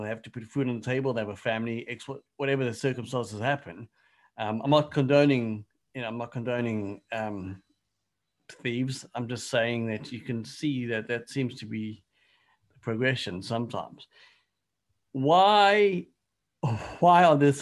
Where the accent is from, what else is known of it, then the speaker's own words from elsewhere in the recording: South Africa; moved away; growing up in South Africa